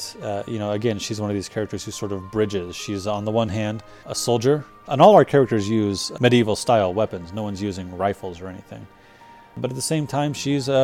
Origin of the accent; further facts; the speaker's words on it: United States; as an American dude